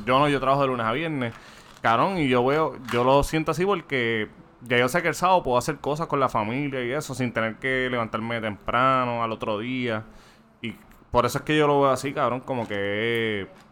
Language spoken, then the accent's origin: Spanish; Toa Baja, Puerto Rico; yo soy de Toda Baja